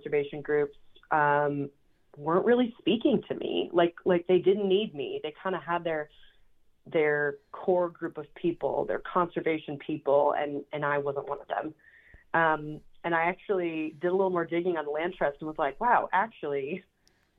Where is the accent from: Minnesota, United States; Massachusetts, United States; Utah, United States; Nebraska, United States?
Minnesota, United States; Minneapolis; moved away; I was born and raised in Minneapolis, Minnesota